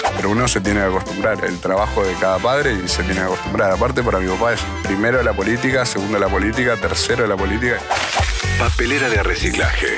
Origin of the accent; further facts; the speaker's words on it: Formosa, Argentina; soy un chico de Formosa